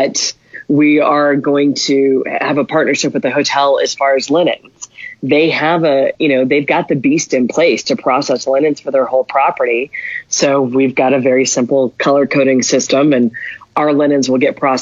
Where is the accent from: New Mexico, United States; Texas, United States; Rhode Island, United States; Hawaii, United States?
New Mexico, United States; Albuquerque; I'm born and raised in Albuquerque